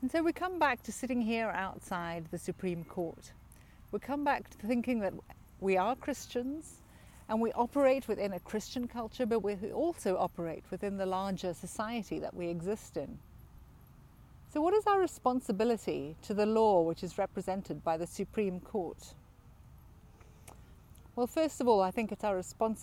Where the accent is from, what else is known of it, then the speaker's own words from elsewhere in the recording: South Africa; moved away; I grew up in South Africa as a privileged white South African in a time when apartheid flourished.